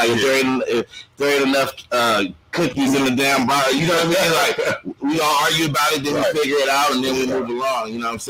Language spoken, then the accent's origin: English; Riverside, California, United States; Man, it was crazy, man, because actually it's not the ghetto like you would think, you know what I'm saying? It's actually very diverse with different ethnicities and stuff like that. So I grew up with all type of different races.